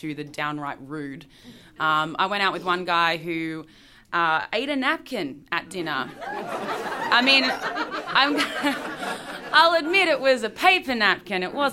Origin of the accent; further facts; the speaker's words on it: Melbourne, Victoria, Australia; moved away as an adult; now in Shreveport, United States; I'm from Melbourne, Australia.